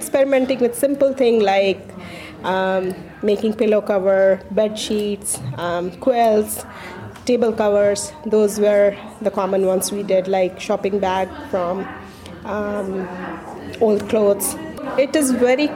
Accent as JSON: {"language": "English", "region": "Bihar", "country": "India", "tie": "born or raised there", "moved": "as an adult", "lives_now": "Pelham, United States", "said": "I was born and raised in India in the northeastern part called Bihar"}